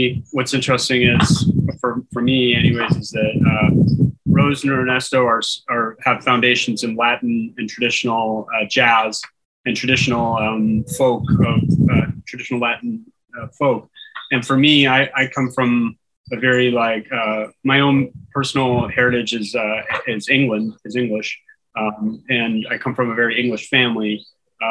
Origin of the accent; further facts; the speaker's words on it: Markham, Ontario, Canada; now in Curaçao; I'm from Toronto originally, actually Markham, Ontario